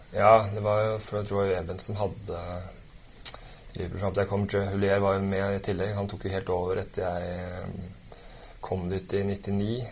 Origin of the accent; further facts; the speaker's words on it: Kolbotn, Akershus, Norway; also born or lived in Lillestrøm / England; jeg er fra Kolbotn, vokste opp der og har spilt fotball der til, uh, fra jeg var seks til jeg var 19